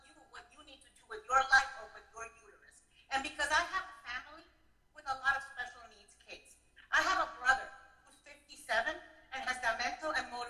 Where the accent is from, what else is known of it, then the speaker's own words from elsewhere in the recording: United States; I'm American. I'm Catholic inside the church.